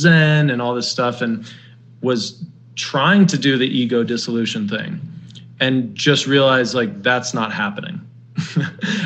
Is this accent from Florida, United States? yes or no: no; Denver, Colorado, United States; moved away; also born or lived in New York; I come from Denver and it's a very nice city.